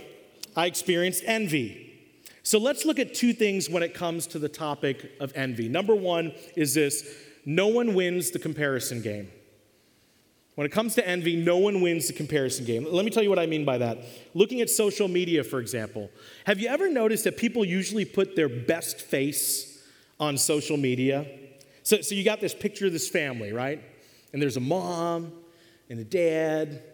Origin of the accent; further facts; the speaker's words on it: Washington, District of Columbia, United States; I was born in Washington, D.C. I'm a child of the 80s.